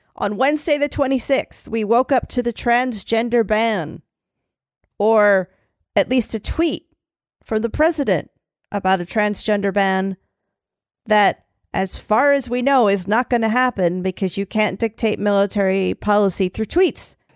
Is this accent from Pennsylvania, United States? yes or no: yes; Philadelphia, Pennsylvania, United States; I'm from Philly. I say Italy, Italy.